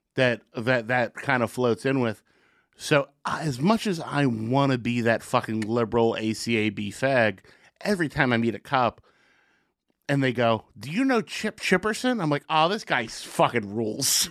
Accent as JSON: {"language": "English", "town": "Secaucus", "region": "New Jersey", "country": "United States", "tie": "born or raised there", "said": "growing up in Secaucus"}